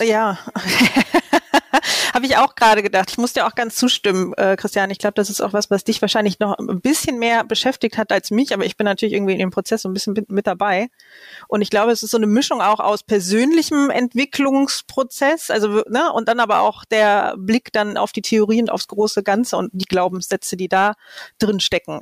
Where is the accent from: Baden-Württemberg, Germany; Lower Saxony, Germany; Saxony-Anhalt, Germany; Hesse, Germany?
Lower Saxony, Germany; also born or lived in Hannover; now in Cologne, Germany; ich bin ja auch Niedersächsin von, von Hause aus